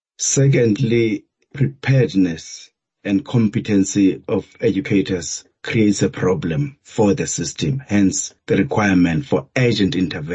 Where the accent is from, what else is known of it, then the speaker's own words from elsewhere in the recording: Lesotho; also born or lived in Kagiso, South Africa; I was born in Kagiso, but raised in many places. I was raised in Lesotho by my grandparents. And I studied in the Eastern Cape and the Western Cape, especially tertiary level.